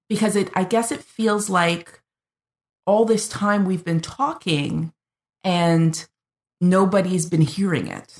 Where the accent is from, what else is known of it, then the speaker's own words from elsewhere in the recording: Canada; I'm the Canadian